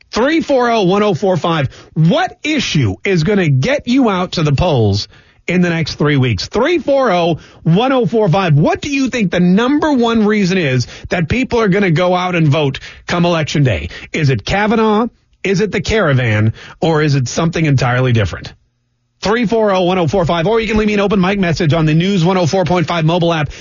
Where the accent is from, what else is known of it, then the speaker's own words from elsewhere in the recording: Canada; now in Jacksonville, United States; I'm Canadian